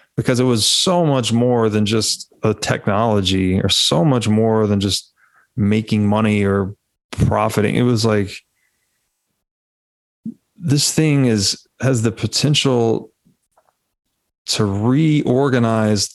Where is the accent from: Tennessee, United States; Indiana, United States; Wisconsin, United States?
Tennessee, United States; moved away; I was raised Southern Baptist in Tennessee